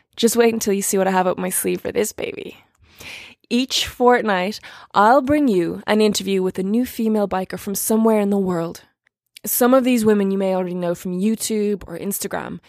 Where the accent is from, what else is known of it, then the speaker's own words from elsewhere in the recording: Ireland; I'm an Irish actress